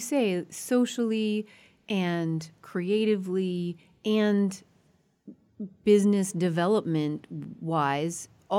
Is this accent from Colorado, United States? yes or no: yes; Colorado, United States; moved away; Colorado is my home state.